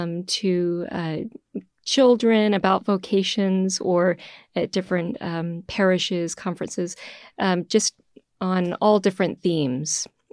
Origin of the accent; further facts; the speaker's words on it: Houston, Texas, United States; moved away as an adult; now in Boston, United States; I'm originally from Houston, Texas. So when I entered the community many, many years ago, moving from a little town outside of Houston up to Boston was a huge adjustment.